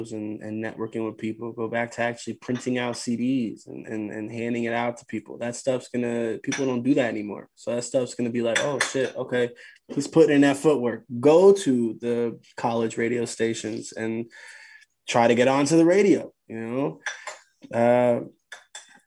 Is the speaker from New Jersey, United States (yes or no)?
yes; New Jersey, United States